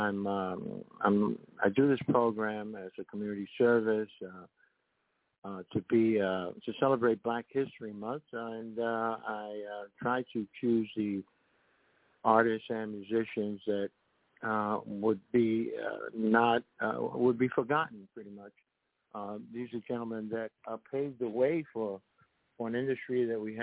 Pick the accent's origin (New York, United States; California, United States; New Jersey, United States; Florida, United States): New York, United States; New York City; growing up in the South Bronx